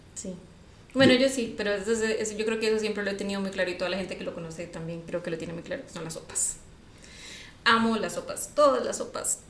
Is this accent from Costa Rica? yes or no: yes; San José, Costa Rica; yo soy de aquí de San José